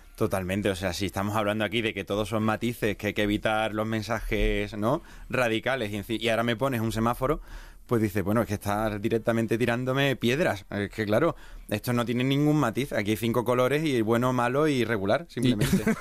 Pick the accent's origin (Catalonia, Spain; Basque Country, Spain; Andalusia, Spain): Andalusia, Spain; Seville; moved away as an adult; now in Segovia, Spain; yo soy de Sevilla, me mudé a Segovia